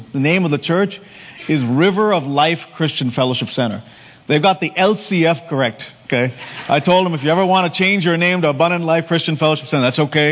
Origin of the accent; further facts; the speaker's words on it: India; moved away; when we grew up in India